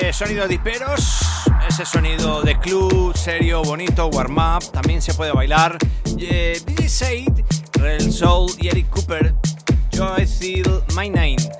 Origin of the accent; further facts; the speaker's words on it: Medellín, Antioquia, Colombia; now in Madrid, Spain; Colombiano de nacimiento, de corazón, sangre, para quien no lo sepa. Sí, sí, sí, desde mi ciudad natal, Medellín, Colombia. Y desde la ciudad que me ha adoptado, Madrid